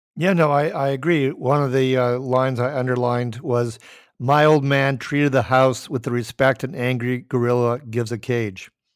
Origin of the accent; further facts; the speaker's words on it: Minnesota, United States; also born or lived in Minot, North Dakota; I'm from Minnesota, sometimes called East Dakota.